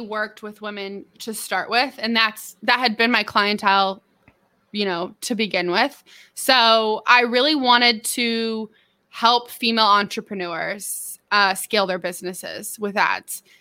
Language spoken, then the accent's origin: English; Merced, California, United States; moved away as an adult; also born or lived in San Diego, California; now in Arkansas, United States; I grew up in Merced, California